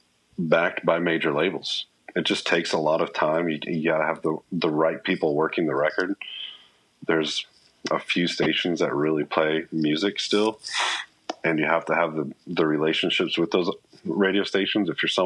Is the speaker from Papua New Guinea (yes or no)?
yes; Papua New Guinea; However, growing up in Papua New Guinea was phenomenal.